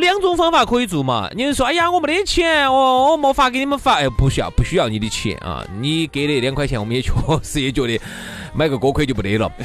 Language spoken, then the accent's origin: Chinese; China